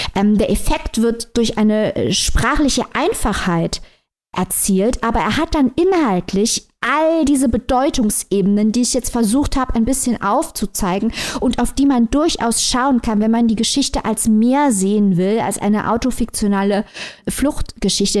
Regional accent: Germany; ich als Deutsche

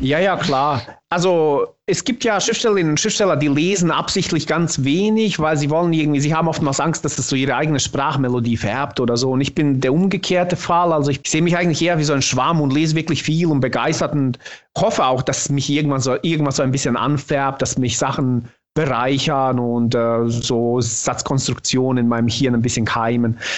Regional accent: Bosnia & Herzegovina; first language Bosnian; German is a second language; now in Germany; ich bin tatsächlich in meiner Muttersprache im Bosnischen bin ich ein krasser Dialektsprecher

